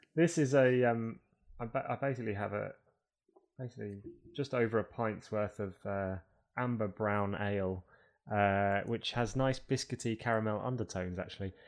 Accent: United Kingdom; also born or lived in Toronto, Canada

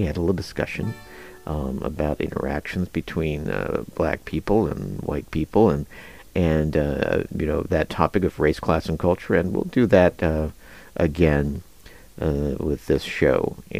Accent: Kansas, United States; moved away as an adult; also born or lived in Denver, Colorado; of course I grew up in Kansas. There weren't a lot of radio stations, you know, KJCK.

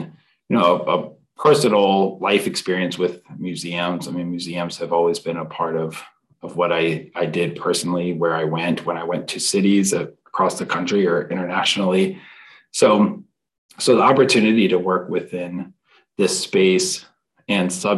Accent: Maryland, United States; also born or lived in Washington, D.C.; I was born here in Washington, D.C. and grew up in Maryland, went to University of Maryland College

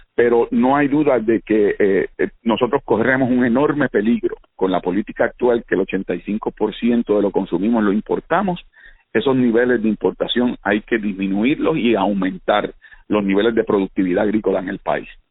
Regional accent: Caguas, Puerto Rico; crecimos en Condado moviendo en Caguas, mi vida giraba en torno a la bicicleta y a la cancha allí al lado de casa

